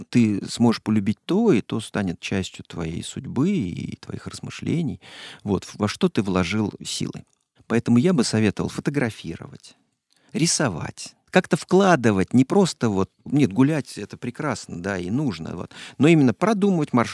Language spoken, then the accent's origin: Russian; Moscow, Russia; Я вот, как москвич, не понимаю этого блюда.